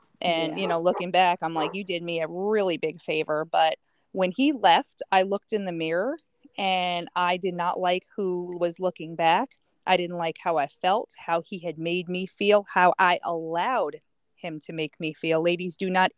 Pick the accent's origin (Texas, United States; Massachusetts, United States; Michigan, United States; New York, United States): New York, United States; moved away; also born or lived in Connecticut; I grew up in New York and then we moved to Connecticut